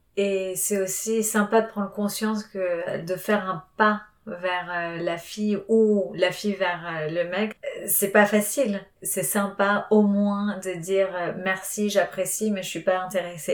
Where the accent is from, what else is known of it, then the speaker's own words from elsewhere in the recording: Argentina; moved away as an adult; now in Paris, France; j'ai grandi en Argentine